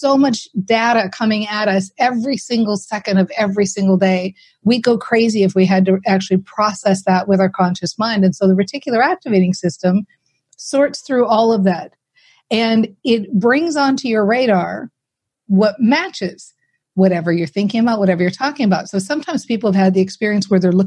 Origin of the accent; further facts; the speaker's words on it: Minnesota, United States; I'm from Minnesota, right? So we're very practical people here